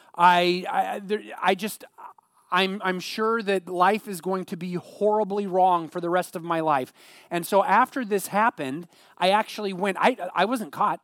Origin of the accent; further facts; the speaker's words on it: Eugene, Oregon, United States; growing up in the Eugene area